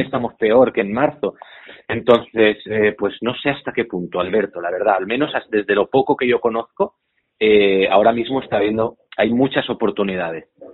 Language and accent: Spanish; Menorca, Balearic Islands, Spain; Menorca, ah, yo soy menorquín